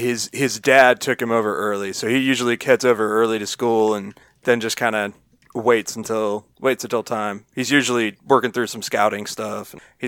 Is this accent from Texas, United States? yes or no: yes; Texas, United States; I'm from Texas. What do you think, sir?